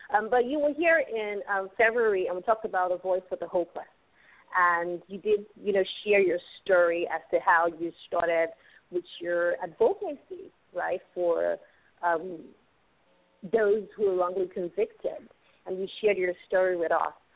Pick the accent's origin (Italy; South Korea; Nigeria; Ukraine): Nigeria; also born or lived in Lagos, Nigeria